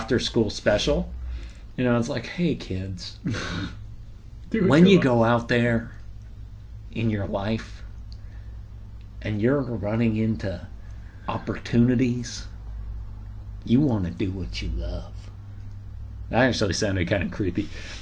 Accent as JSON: {"language": "English", "area": "Bay Area around San Francisco", "region": "California", "country": "United States", "tie": "born or raised there", "moved": "yes", "said": "I grew up in the Bay Area around San Francisco, California"}